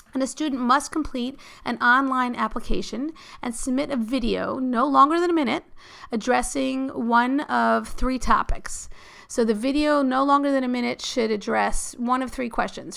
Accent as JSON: {"language": "English", "town": "New York City", "region": "New York", "country": "United States", "tie": "born or raised there", "said": "I grew up in New York City"}